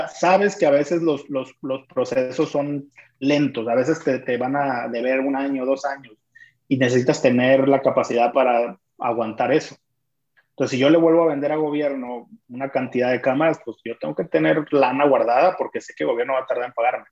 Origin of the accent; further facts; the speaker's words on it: Culiacán, Sinaloa, Mexico; soy de Culiacán